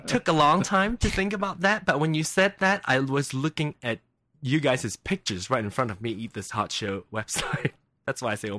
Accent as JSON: {"language": "English", "region": "Penang", "country": "Malaysia", "tie": "born or raised there", "accent": "Penang Hokkien", "second_language": "English", "moved": "as an adult", "lives_now": "Kansas City, United States", "said": "there's one called Penang, which is my hometown."}